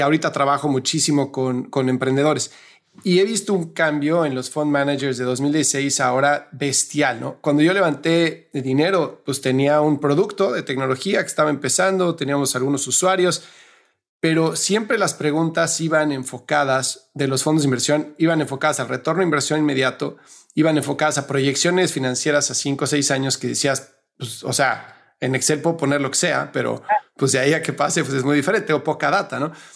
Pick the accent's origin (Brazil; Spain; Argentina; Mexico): Mexico; como decimos en México